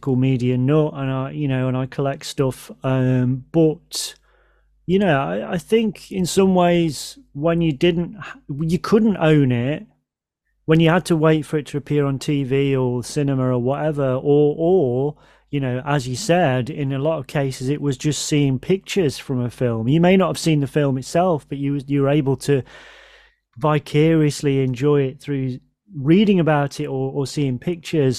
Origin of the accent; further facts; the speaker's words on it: England, United Kingdom; I'm an Englishman